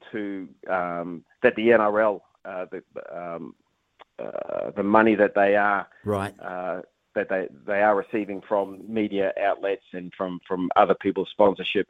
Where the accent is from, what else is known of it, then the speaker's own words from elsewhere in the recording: New Zealand; moved away as an adult; also born or lived in Australia; as a Kiwi